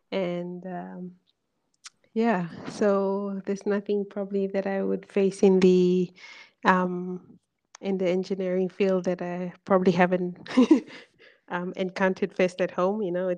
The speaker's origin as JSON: {"language": "English", "country": "Fiji", "tie": "born or raised there", "also_born_or_lived": "Hamilton, New Zealand", "said": "I was born and raised in Fiji, primary school and secondary school in Fiji."}